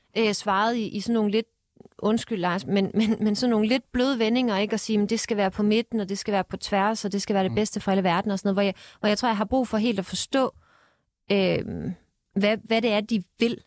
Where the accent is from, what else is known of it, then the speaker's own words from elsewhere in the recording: Denmark; moved away; nu er jeg fra Jylland